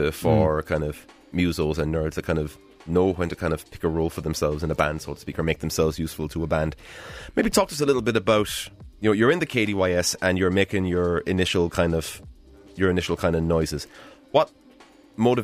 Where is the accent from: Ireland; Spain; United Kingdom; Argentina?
Ireland; Cork, Munster; we're from Cork